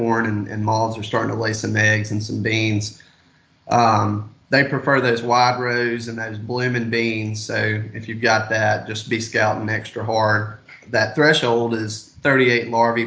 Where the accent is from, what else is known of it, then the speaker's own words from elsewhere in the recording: Greenville, Mississippi, United States; moved away as an adult; now in Winsboro, United States; I'm originally from Greenville, Mississippi.